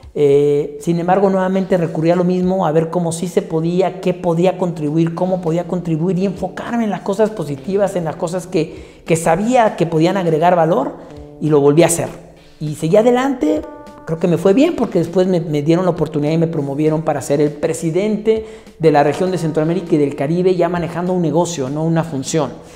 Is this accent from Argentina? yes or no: no; Mexico; moved away as an adult; also born or lived in United States / Brazil; soy mexicano y estuve en Estados Unidos y estuve en Brasil